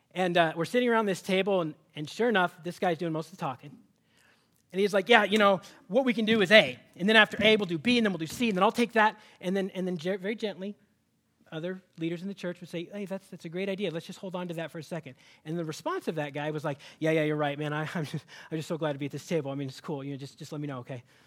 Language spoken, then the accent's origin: English; Seattle, Washington, United States; moved away; I'm from Seattle